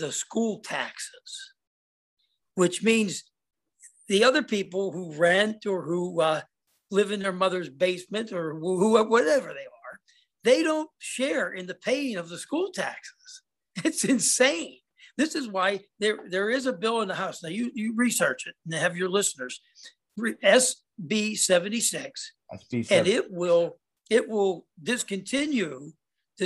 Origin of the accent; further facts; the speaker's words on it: Cambria County, Pennsylvania, United States; I'm from Cambria County